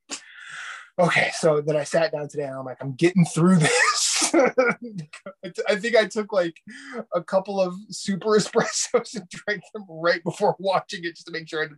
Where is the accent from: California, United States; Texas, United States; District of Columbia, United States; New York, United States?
New York, United States; It begins and ends with an X. I'm from New York.